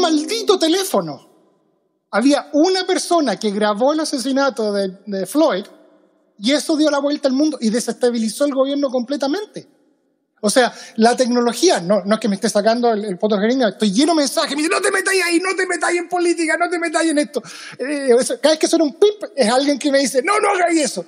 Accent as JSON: {"language": "Spanish", "country": "Chile", "moved": "as an adult", "lives_now": "Seattle, United States", "said": "yo me fui de Chile el año 2013. 2003 llevo 17 años en Estados Unidos."}